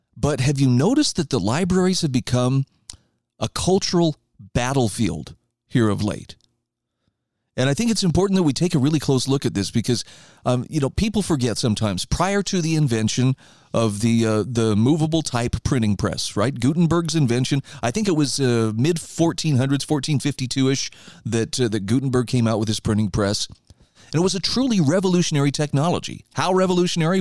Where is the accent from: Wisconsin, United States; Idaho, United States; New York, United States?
Idaho, United States; here in my home state of Idaho